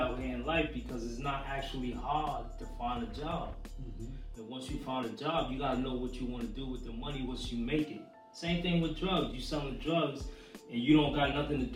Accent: Boston, Massachusetts, United States; I'm from Roxbury

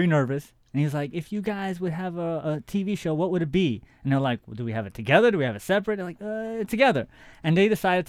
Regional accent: New York City, New York, United States; where I grew up in Queens

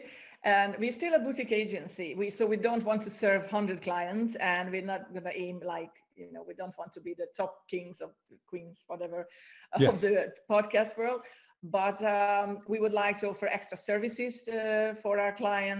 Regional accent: Hungary; also born or lived in Ireland; now in Cyprus; I'm from Hungary

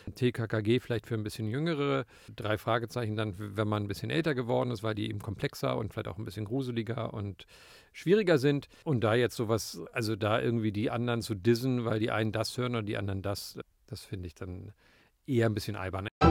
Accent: Berlin, Germany; in Berlin, wo ich aufgewachsen bin

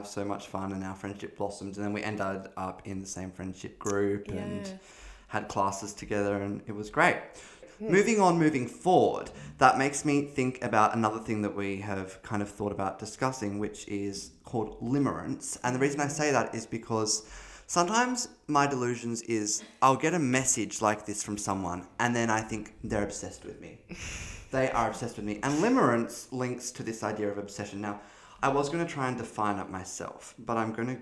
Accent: Hobart, Tasmania, Australia; We're from Hobart in Tasmania, in Australia

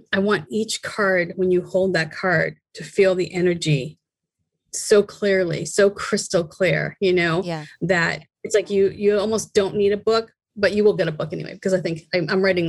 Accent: Boston, Massachusetts, United States; moved away; growing up in Boston to moving out here and traveling around

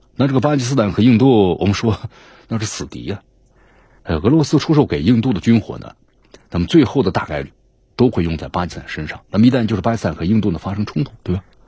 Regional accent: China; 我们中国

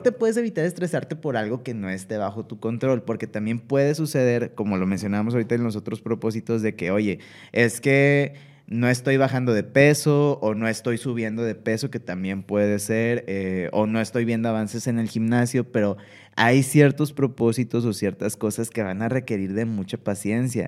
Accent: Monterrey, Nuevo León, Mexico; nosotros somos de acá de Monterrey

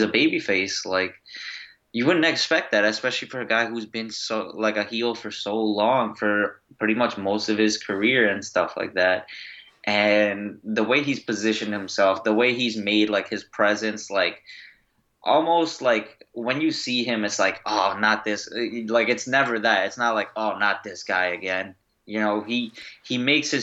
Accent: Long Island, New York, United States; we're both from Long Island

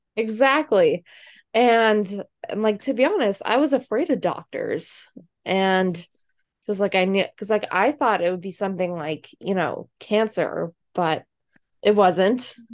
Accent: Massachusetts, United States; moved away; I am from Massachusetts originally

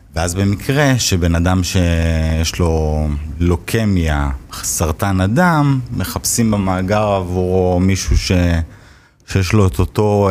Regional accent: Hod HaSharon, Central District, Israel; גדלתי בהוד השרון

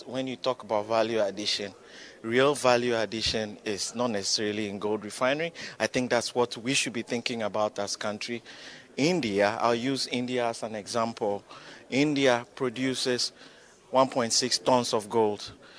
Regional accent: Ghana; That will be my view as a Ghanaian and a professional in this industry.

